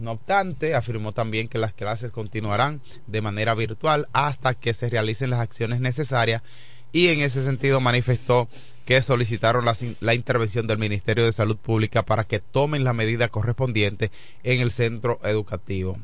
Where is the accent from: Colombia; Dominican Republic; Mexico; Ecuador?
Dominican Republic; ¿cuántas cosas pasan en la República Dominicana? Ese es nuestro país